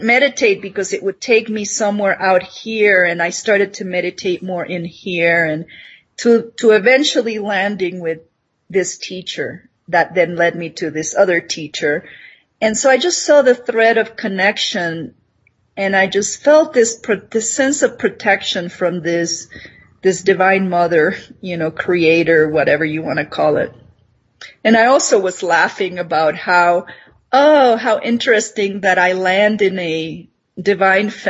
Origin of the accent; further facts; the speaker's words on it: Nicaragua; moved away; I'm this girl from Nicaragua, from tropical Nicaragua, and somehow I'm in Minnesota